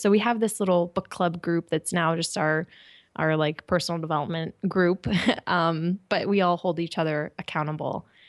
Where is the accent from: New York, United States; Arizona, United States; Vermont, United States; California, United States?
California, United States; moved away as an adult; also born or lived in Japan; I'm from California